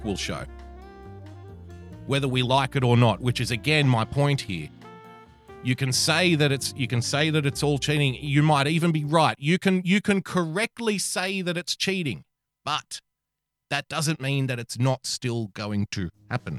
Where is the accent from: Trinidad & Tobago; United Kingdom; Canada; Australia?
Australia; As a fellow Australian